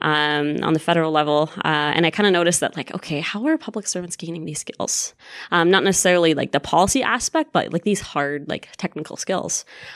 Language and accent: English; Winnipeg, Manitoba, Canada; moved away; So I'm actually from Winnipeg. Go Jets, go. Winnipeg.